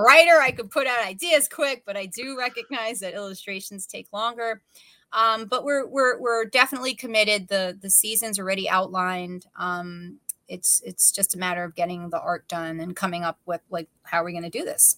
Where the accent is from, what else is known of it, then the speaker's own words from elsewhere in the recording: New York, United States; as a New Yorker